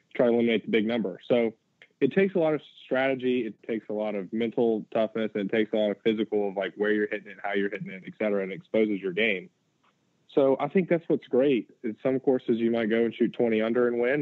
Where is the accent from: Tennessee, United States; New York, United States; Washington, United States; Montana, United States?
Tennessee, United States; Chattanooga; moved away as an adult; also born or lived in Athens, Georgia; now in Sea Island, United States; I grew up in Chattanooga, lived there until I went to Athens, and then moved down here to Sea Island.